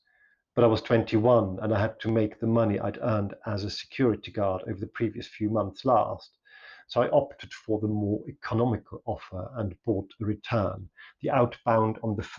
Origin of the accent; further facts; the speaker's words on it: Arlesheim, Basel-Landschaft, Switzerland; also born or lived in Manchester / London; I had really done all my growing up in Arlesheim, a beautiful, picturesque, and particularly peaceful and well-cared-for village outside Basel, and in Basel itself, where I went to school, I never actually really felt at home there.